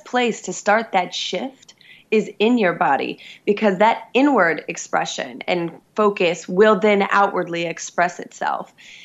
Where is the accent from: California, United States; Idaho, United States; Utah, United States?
Utah, United States; Salt Lake City; I come from Salt Lake City, Utah